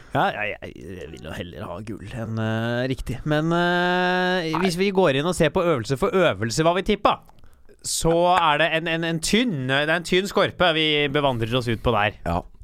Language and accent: Norwegian; Norway